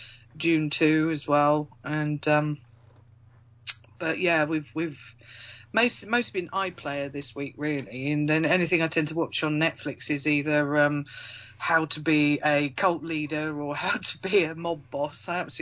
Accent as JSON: {"language": "English", "region": "Yorkshire and the Humber", "country": "United Kingdom", "said": "I should really, because obviously I'm from Yorkshire, and it was 1984."}